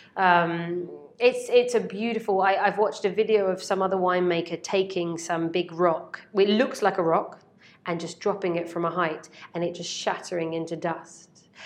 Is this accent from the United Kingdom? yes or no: yes; Basingstoke, South East England, United Kingdom; I'm from Basingstoke